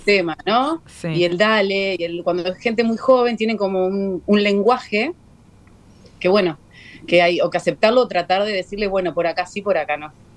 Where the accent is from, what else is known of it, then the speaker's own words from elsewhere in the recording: Uruguay; mayormente somos, somos uruguayos. Somos uruguayos